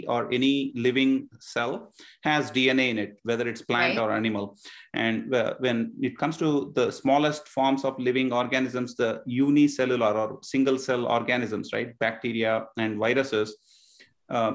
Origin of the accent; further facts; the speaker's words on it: India; now in Northern Virginia, United States; about half of my life so far was spent growing up in India, and the other half growing up here in Northern Virginia.